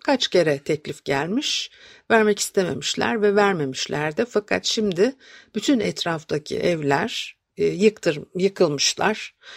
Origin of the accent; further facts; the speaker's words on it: Istanbul, Turkey; ben de Etiler'de büyüdüm